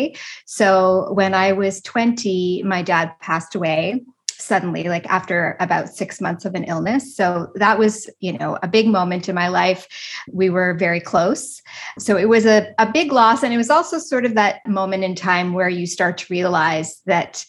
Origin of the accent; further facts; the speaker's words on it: East Coast of Canada, Canada; I'm Canadian. I grew up on the East Coast of Canada.